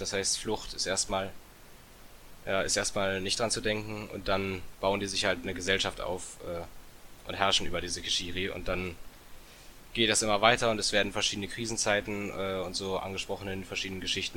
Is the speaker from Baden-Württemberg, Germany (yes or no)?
yes; Bietigheim-Bissingen, Baden-Württemberg, Germany; Ich komme aus Bietigheim-Bissingen. Das ist in der Nähe von Stuttgart.